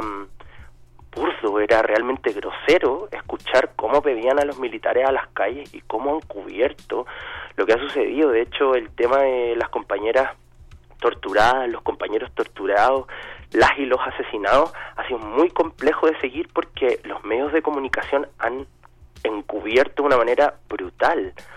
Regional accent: Chile; moved away as an adult; now in Mexico City, Mexico; soy chileno, llevo seis años viviendo acá en México.

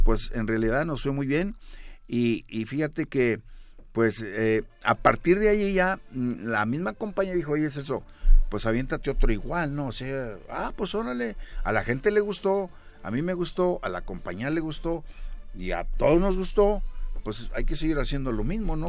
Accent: Monterrey, Nuevo León, Mexico; yo nací en la Nuevo Repueblo de Monterrey, Nuevo León

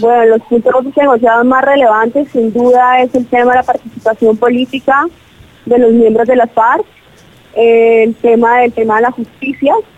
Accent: Colombia

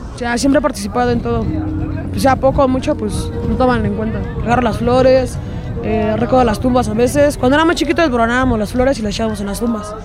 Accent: Mexico; nos enorgullece como mexicanos

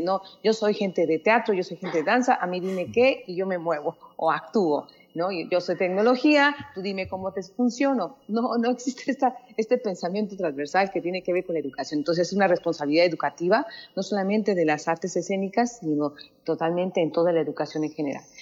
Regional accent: Mexico; nosotros que como mexicanos

